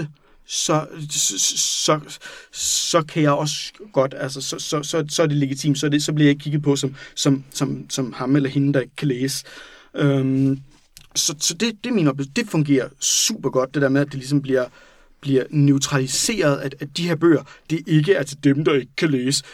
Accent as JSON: {"language": "Danish", "town": "Randers", "region": "Central Denmark Region", "country": "Denmark", "said": "det er der, jeg kommer fra"}